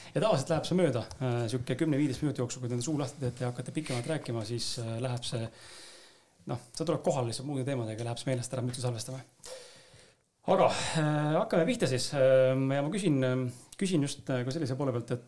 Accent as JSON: {"language": "Estonian", "town": "Tallinn", "region": "Harju County", "country": "Estonia", "said": "ma ise olen ka Lasnamäelt samamoodi pärit"}